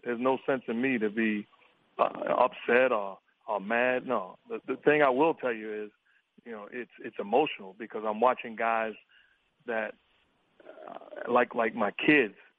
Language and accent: English; New York City, New York, United States; growing up in New York City